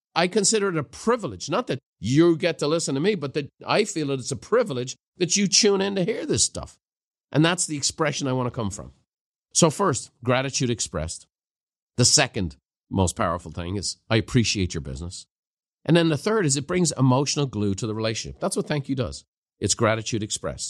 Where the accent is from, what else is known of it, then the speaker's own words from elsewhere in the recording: Ireland; the culture I grew up in Ireland